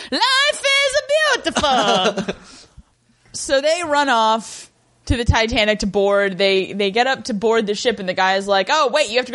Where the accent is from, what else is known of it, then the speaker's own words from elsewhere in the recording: United States; I'm an American, and lice were a real problem in my elementary school.